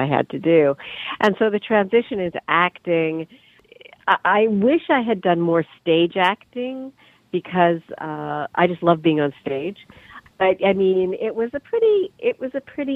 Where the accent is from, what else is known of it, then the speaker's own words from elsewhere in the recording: Canada; moved away as an adult; also born or lived in London, England; now in New York, United States; I'm Canadian originally